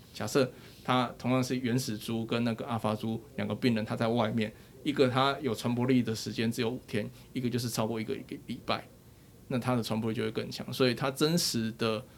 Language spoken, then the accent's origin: Chinese; Taiwan; 我们都是台湾人